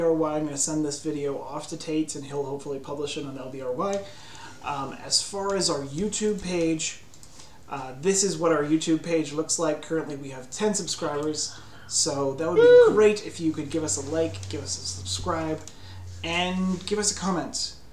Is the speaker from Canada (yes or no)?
yes; Canada; I grew up in Canada